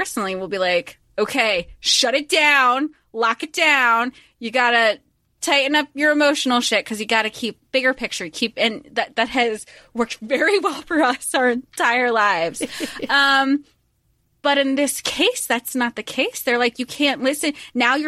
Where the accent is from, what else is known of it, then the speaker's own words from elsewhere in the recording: Florida, United States; We grew up in Florida